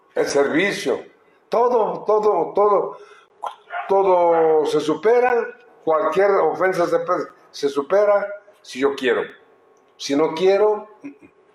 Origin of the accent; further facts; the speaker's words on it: Telixtlahuaca, Oaxaca, Mexico; mi pueblo, en Telistahuaca